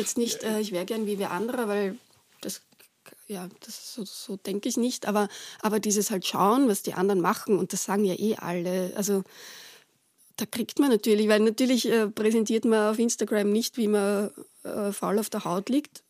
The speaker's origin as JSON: {"language": "German", "town": "Retz", "region": "Lower Austria", "country": "Austria", "tie": "born or raised there", "moved": "as an adult", "said": "wo ich aufgewachsen bin also teilweise hingezogen sind, äh, nämlich eben äh, nach Retz."}